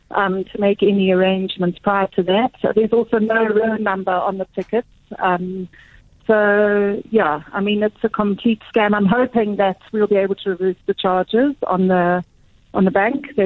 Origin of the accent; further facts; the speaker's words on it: Botswana; only problem being I'm from Botswana